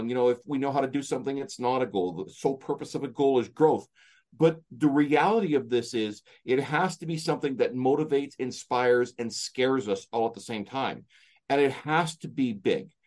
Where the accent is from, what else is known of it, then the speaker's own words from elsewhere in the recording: Canada; I'm from Canada.